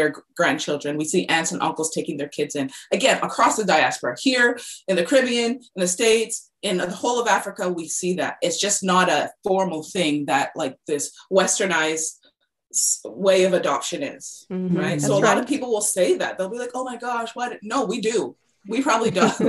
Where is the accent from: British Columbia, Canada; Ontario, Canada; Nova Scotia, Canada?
British Columbia, Canada; I was born and raised in British Columbia, Canada